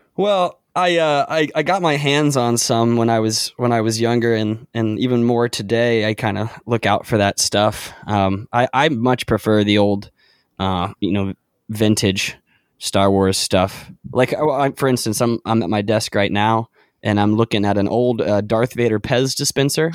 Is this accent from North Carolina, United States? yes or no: yes; Charlotte, North Carolina, United States; also born or lived in Clemson; I grew up in Charlotte